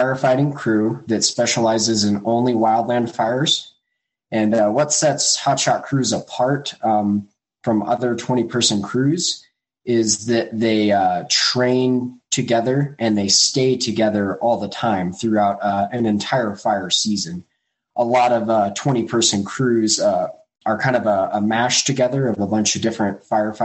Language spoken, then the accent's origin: English; Grand Junction, Colorado, United States; I grew up on the Western Slope, Grand Junction, Colorado